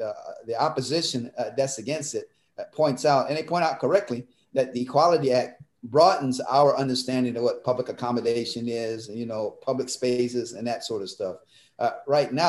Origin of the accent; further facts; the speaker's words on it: Mississippi, United States; now in Pennsylvania, United States; I grew up in Mississippi, and my parents sent my older siblings up to the public high school to integrate it